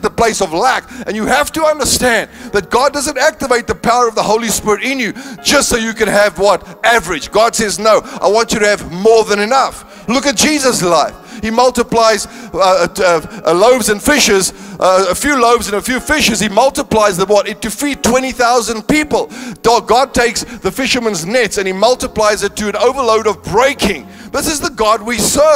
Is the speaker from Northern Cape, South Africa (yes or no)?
yes; Northern Cape, South Africa; now in Cape Town, South Africa; I come from the Northern Cape. The highest thing we had there was a flyover